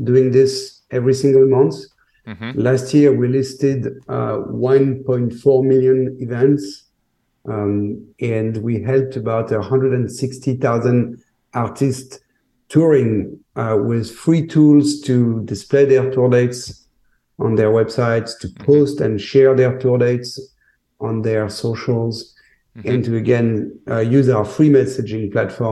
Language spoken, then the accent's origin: English; Paris, Île-de-France, France; also born or lived in New York; now in Miami, United States; I'm a New Yorker by heart, but I was born in Paris